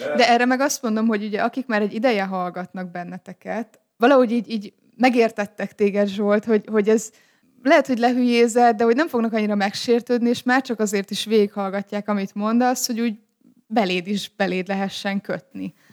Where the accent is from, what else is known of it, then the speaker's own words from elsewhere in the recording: Szeged, Csongrád-Csanád, Hungary; also born or lived in Kiskunhalas; Szegedi vagyok